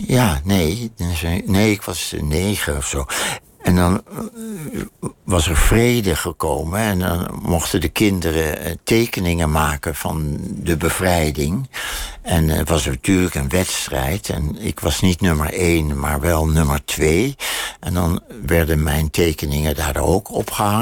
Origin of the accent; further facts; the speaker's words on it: Amsterdam, North Holland, Netherlands; moved away; de buurt waar ik geboren ben